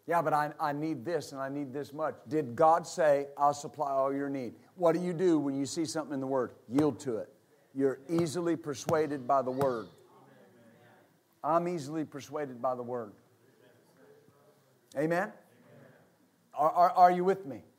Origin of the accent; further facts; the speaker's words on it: West Texas, United States; I was raised in West Texas.